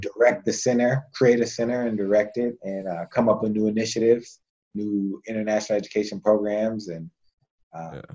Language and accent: English; United States; I was American